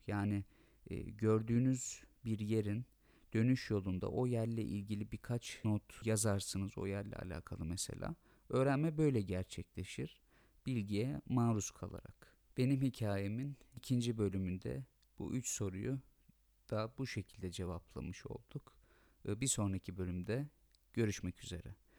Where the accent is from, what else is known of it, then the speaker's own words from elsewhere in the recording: Turkey; ben Türk'üm ve e, Türkiye Cumhuriyeti vatandaşı olmaktan gurur duyuyorum